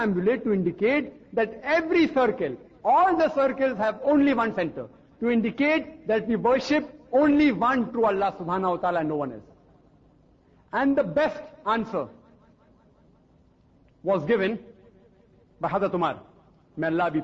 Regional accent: India; I, as an Indian who don't know French or German

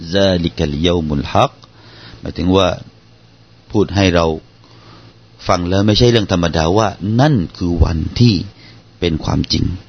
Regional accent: Southern Thailand, Thailand; accent: Southern Thai; บ้านเราภาษาบ้านเรา อย่างเช่นนะครับ ผมยกตัวอย่างเป็นภาษาใต้ให้ฟัง

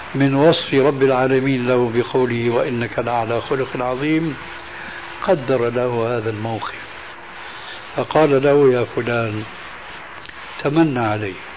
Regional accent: Syria; وعندنا في سوريا

